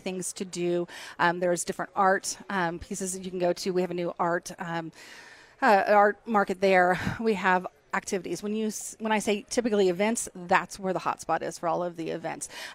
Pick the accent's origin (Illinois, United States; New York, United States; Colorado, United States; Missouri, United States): Missouri, United States; Kearney; also born or lived in Liberty, Missouri; I grew up in Kearney. So Kearney's a few minutes down the road, a little north of us here